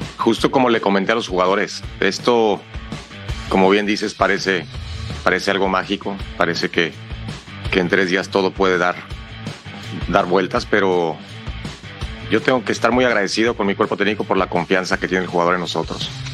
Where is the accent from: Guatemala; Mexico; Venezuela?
Mexico; al final somos mexicanos